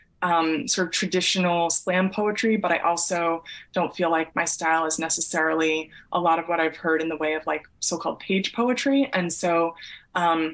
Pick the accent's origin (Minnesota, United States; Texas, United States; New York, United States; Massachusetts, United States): Massachusetts, United States; moved away; I grew up in Massachusetts in the suburbs